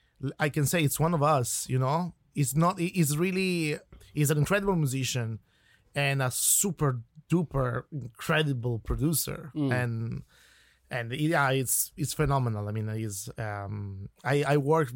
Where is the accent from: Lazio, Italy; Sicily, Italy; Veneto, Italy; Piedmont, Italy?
Piedmont, Italy; Turin; English is a second language; moved away as an adult; now in Ireland; I'm coming from the north of Italy, okay, I come from Turin